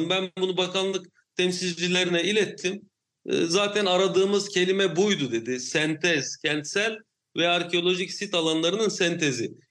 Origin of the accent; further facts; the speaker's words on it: Samandağ, Hatay, Turkey; Samandağ benim memleketim